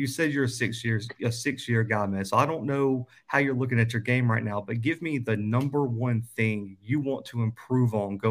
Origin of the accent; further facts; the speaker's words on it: Alabama, United States; I'm from Alabama